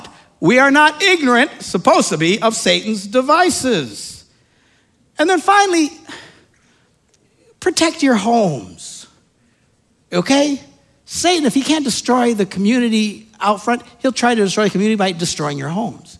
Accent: Wisconsin, United States; We're from Wisconsin.

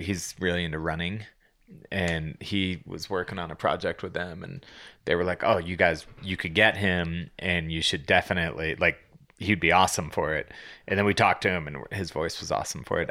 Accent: Boulder, Colorado, United States; we grew up here in Boulder

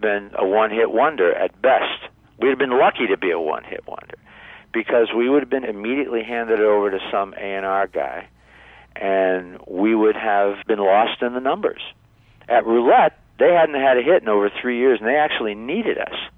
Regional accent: Niles, Michigan, United States; recorded back in high school in Niles, Michigan, my hometown

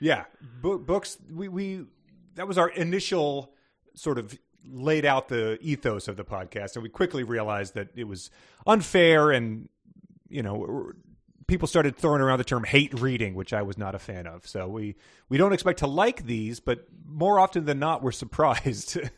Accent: Northern Virginia, United States; I'm from Northern Virginia

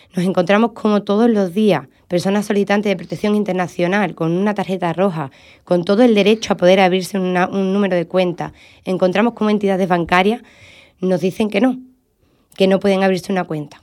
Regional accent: Andalusia, Spain; cómo somos los andaluces

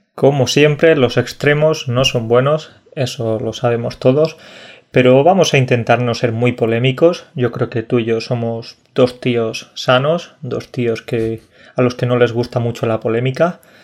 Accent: Burunchel, Andalusia, Spain; moved away; También soy un patriota español, andaluz y de mi pueblo, de Burunchel.

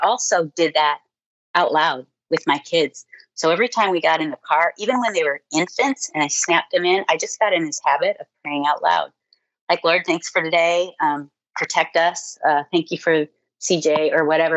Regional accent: Ohio, United States; moved away as an adult; also born or lived in Nebraska; I grew up in Ohio

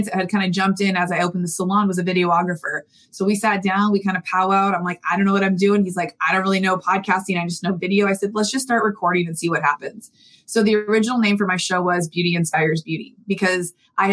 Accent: San Diego, California, United States; I grew up in San Diego

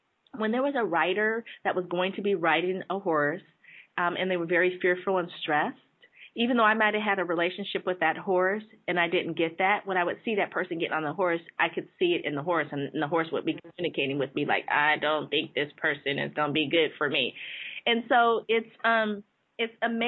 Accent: San Jose, California, United States; I grew up in San Jose

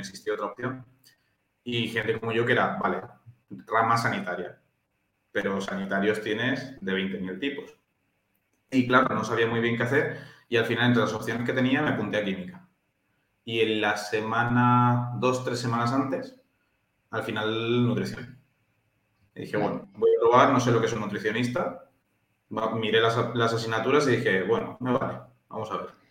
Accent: Valencia, Valencian Community, Spain; also born or lived in Temuco, Chile; aunque yo ya he nacido en Chile, yo soy de la terreta, porque llevo desde los cinco años en Valencia y prácticamente soy valenciano.

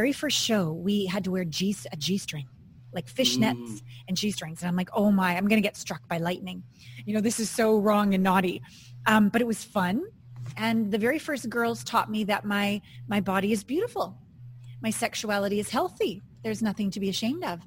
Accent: Kamloops, British Columbia, Canada; born or raised there; moved away as an adult; also born or lived in New Westminster, British Columbia / Los Angeles / Japan / New York City

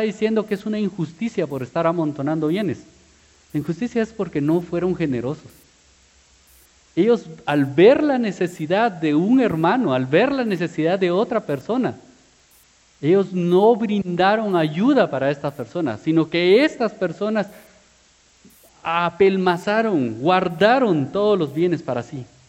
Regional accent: Guatemala; como buen chapín

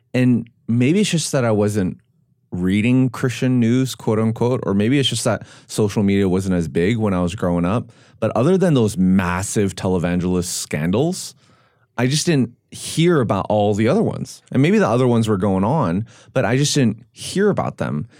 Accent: Vancouver, British Columbia, Canada; now in Nashville, United States; I grew up in Vancouver, and it's like no one went to church

